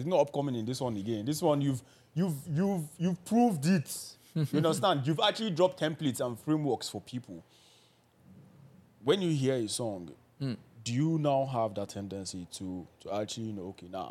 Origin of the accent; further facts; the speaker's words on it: Ibadan, Oyo, Nigeria; I grew up in Ibadan.